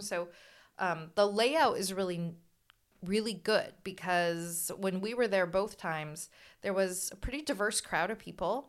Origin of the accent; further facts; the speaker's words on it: San Luis Obispo, California, United States; we're from Slough